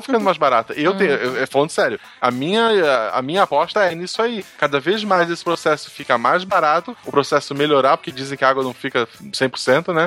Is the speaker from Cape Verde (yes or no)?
no; Florianópolis, Santa Catarina, Brazil; eu nasci em Florianópolis